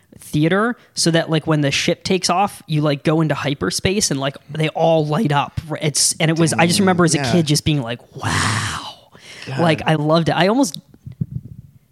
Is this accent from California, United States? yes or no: yes; Southern California, United States; we grew up in Southern California